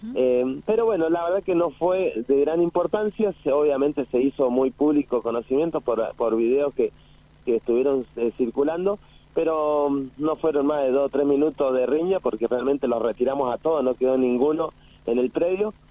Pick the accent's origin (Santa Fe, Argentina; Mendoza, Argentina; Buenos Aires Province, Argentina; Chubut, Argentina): Mendoza, Argentina; San Rafael; moved away; Yo nací en San Rafael